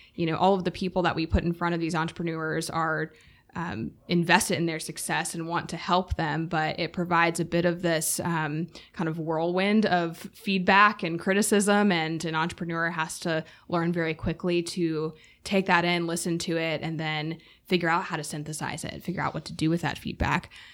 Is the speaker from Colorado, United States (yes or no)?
no; Durham, North Carolina, United States; also born or lived in Raleigh, United States; I was born and raised in Durham, went to school at U N C, have stayed in Raleigh.